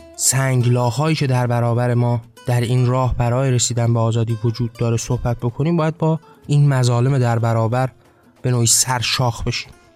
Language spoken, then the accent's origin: Persian; Iran; ما ایرانی هستیم ما در یک ایران اسلامی به دنیا آمدیم